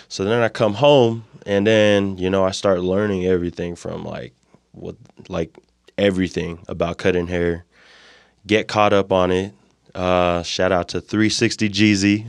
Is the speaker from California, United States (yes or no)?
yes; Moreno Valley, California, United States; born or raised there; moved away as an adult; also born or lived in Provo, Utah; now in Utah, United States